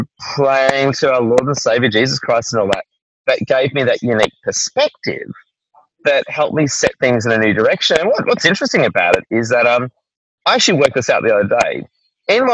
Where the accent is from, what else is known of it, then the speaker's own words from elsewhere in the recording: Melbourne, Victoria, Australia; moved away as an adult; also born or lived in Tasmania / Sydney; I'm from Melbourne originally